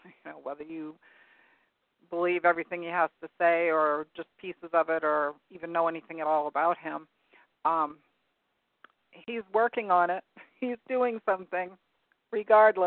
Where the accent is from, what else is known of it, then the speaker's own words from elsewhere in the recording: Maine, United States; we were raised here in Maine, living near an air base